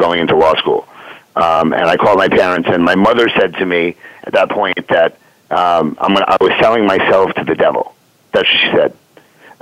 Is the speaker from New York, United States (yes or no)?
yes; New York, United States; moved away as an adult; now in Philadelphia, United States; I was born and raised in New York.